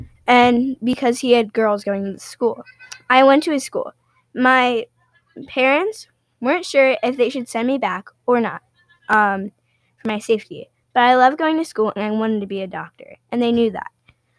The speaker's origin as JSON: {"language": "English", "country": "Pakistan", "tie": "born or raised there", "said": "Yeah, so I grew up in Pakistan, my brothers, my mom, and my dad."}